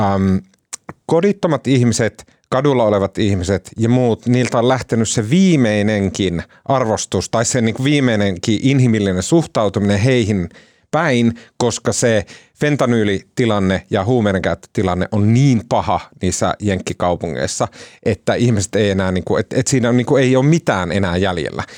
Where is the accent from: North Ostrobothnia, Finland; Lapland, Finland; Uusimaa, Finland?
North Ostrobothnia, Finland; Oulu; also born or lived in Kempele; mä oon oululainen